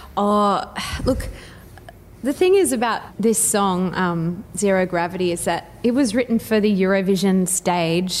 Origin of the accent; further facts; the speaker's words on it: Brisbane, Queensland, Australia; I grew up in Indooroopilly